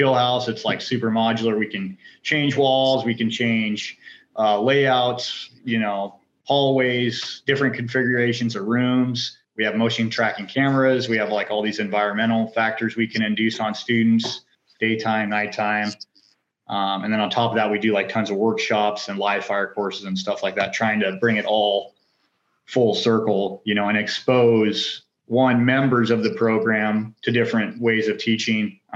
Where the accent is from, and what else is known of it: North Idaho, United States; born or raised there